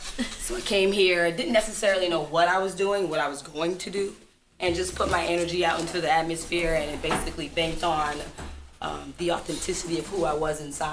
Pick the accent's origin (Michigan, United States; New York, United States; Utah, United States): Michigan, United States; Muskegon; also born or lived in Indiana; now in Atlanta, United States; I'm from Michigan. I was born in Michigan.